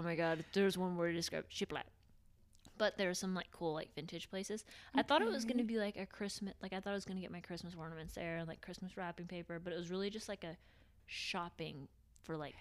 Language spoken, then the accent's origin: English; Knoxville, Tennessee, United States; I'm from Knoxville, like it's in Tennessee still